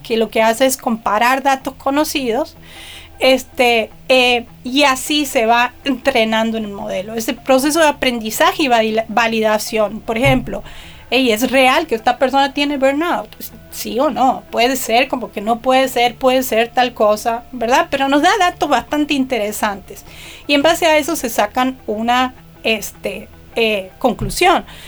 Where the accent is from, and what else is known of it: Argentina; born or raised there